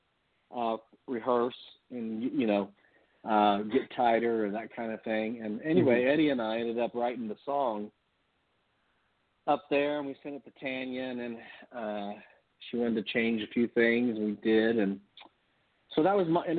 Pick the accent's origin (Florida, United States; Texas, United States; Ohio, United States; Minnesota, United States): Ohio, United States; Dayton; moved away as an adult; now in Nashville, United States; I'm originally from Dayton, Ohio. Moved to Nashville in 1981